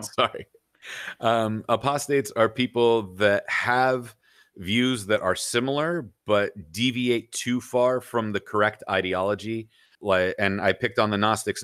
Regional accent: United States; there's that Assyrian from Iran side, there's that Lebanese side, and then growing up in America

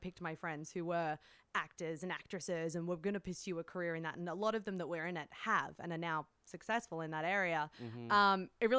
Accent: Australia; So the final year of school in Australia. So mm-hmm. I'm from Australia.

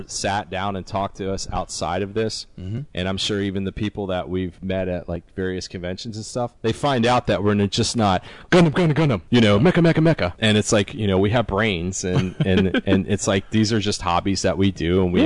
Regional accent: South Florida, United States; Me and Chris, we were born and raised in South Florida

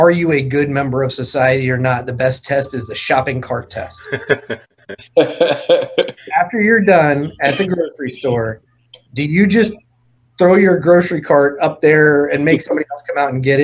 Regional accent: St. Petersburg, Florida, United States; growing up here, St. Petersburg, I think is a perfect example. I grew up in Pinellas County Schools

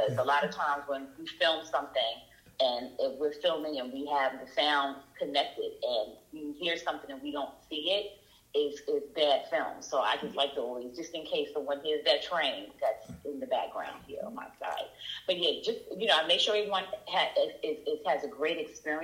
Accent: New York City, New York, United States; now in Atlanta, United States; I grew up in the South Bronx

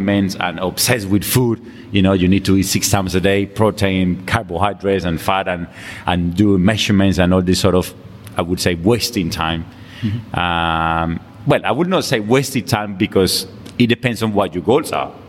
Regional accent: Colombia; English is a second language; moved away as an adult; now in London, United Kingdom; I come from Colombia. I came to London in 2000. I came here to study.

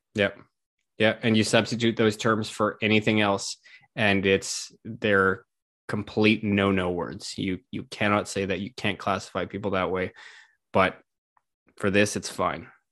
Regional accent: Canada; as a Canadian

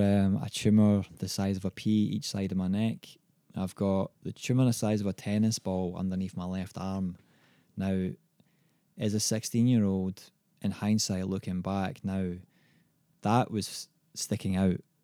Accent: Scotland, United Kingdom; now in Australia; growing up in Scotland

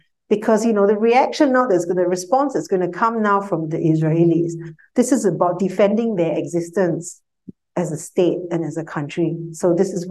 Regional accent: Singapore; as a Singaporean

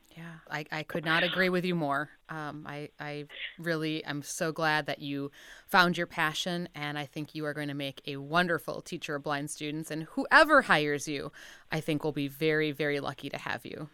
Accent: Wisconsin, United States; moved away; I'm from Wisconsin originally

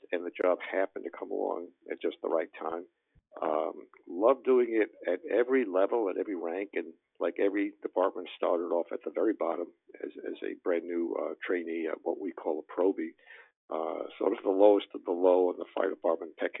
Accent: New York City, New York, United States; I grew up in Brooklyn in New York City

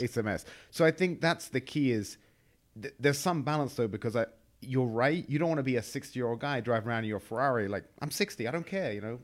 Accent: England, United Kingdom; moved away as an adult; now in United States; I'm from England

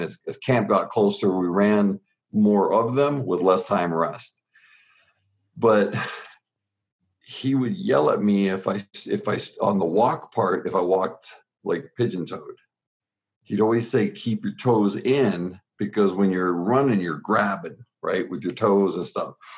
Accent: Southern Ontario, Canada; born and raised in Southern Ontario in Canada, we were 45 minutes from Buffalo

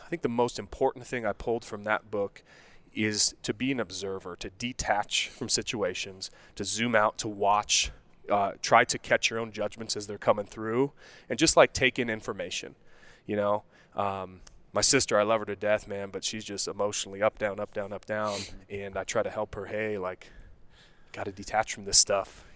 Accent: Denver, Colorado, United States; also born or lived in Morgantown, West Virginia / Golden, Colorado / Wheat Ridge, Colorado; Denver, Colorado. Born and raised

